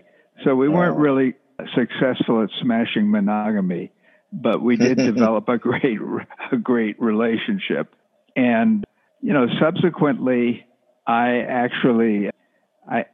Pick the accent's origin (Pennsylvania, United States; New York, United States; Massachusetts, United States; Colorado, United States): New York, United States; Rockland County, outside New York City, United States; also born or lived in New Jersey; I grew up outside New York City in a place called Rockland County